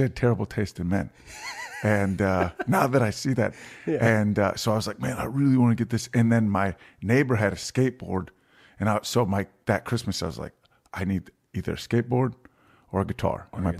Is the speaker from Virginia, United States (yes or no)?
yes; Virginia, United States; I'm from Virginia.